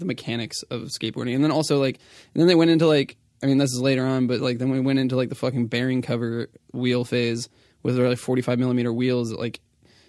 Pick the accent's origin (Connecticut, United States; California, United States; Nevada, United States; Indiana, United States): California, United States; also born or lived in Tucson, United States; I feel like I've always identified as a Californian. I was born in Arizona.